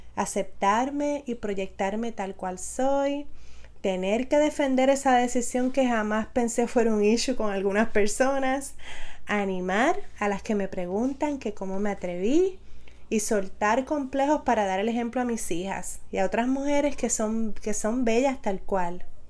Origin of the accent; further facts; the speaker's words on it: Aibonito, Puerto Rico; also born or lived in San Juan, Puerto Rico / Barranquitas, Puerto Rico; Soy nacida en San Juan Puerto Rico, pero considero mi familia y mi lugar de crianza el hermoso pueblo de Aybonito